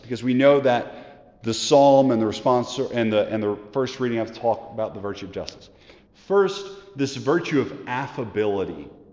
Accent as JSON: {"language": "English", "country": "United States", "said": "We live, as American disciples, a very individualistic lifestyle"}